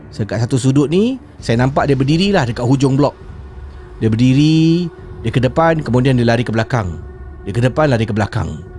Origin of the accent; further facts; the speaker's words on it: Jurong, Singapore; Okey. Saya berasal daripada Jurong.